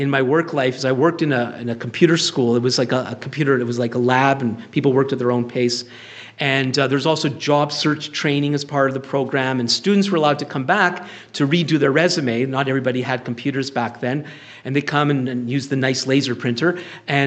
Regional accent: Ottawa, Ontario, Canada; I'm from Ottawa

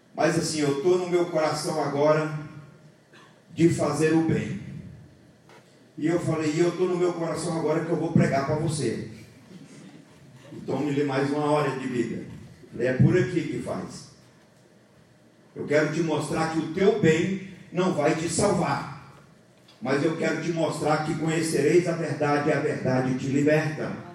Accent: Bahia, Brazil; moved away; Eu sou baiano, lá na Bahia eu tomava café. Eu vim para aqui agora eu tomo chimarrão

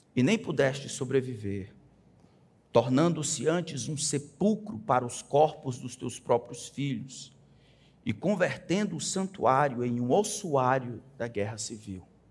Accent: Brazil; Nós crescemos, irmãos, principalmente aqui no Brasil

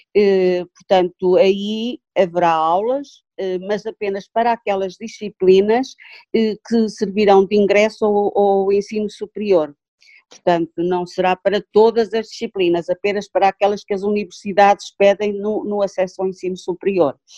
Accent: Tabuaço, Norte, Portugal; eu sou do Cato Tabuaço

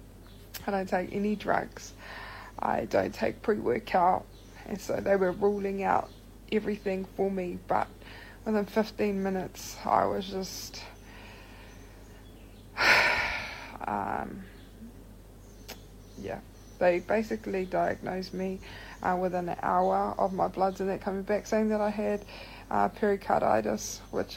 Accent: Rotorua, Bay of Plenty, New Zealand; I'm from Rotorua

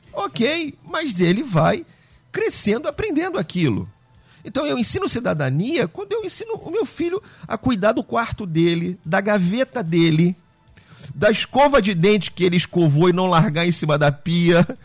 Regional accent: Rio de Janeiro, Brazil; Uh, nós somos aqui do Rio de Janeiro, cariocas, e andamos aí para fora

